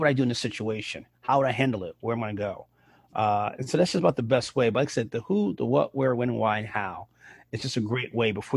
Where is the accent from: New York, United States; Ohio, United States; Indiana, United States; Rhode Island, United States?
New York, United States; New York City; I grew up in the Bronx and I was in high school